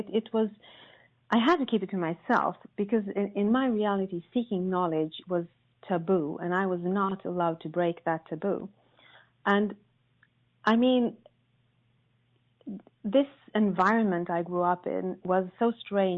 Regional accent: Sweden; I was born in Sweden, which you probably all know is a country known for its gender equality and tolerance, I grew up in a very, very patriarchal family

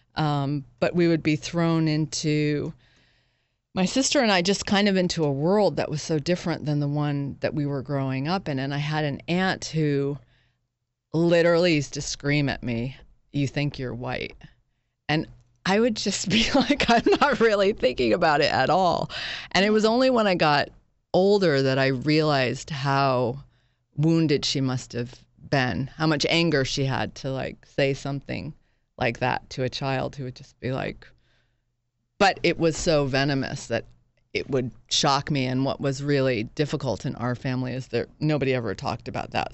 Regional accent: Northampton, Massachusetts, United States; moved away as an adult; also born or lived in Boston / Princeton; now in New York, United States; I actually grew up in Massachusetts

